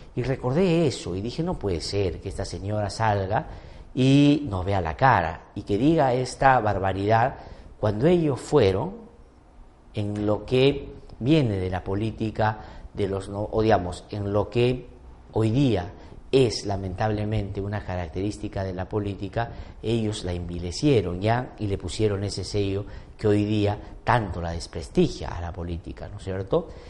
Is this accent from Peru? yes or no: yes; Peru; lo poco memoriosos que somos los peruanos y peruanas